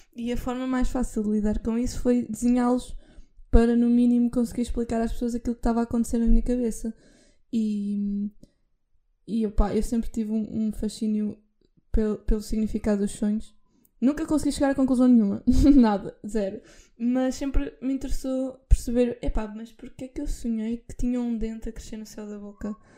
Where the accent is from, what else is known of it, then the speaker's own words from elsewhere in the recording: Figueira da Foz, Centro, Portugal; eu sou da Figueira